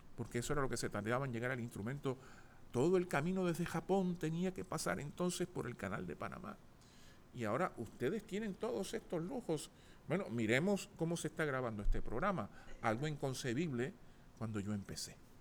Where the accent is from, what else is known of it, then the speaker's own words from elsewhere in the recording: San Juan, Puerto Rico; Nací en el Hospital del Maestro el 12 de noviembre de 1960.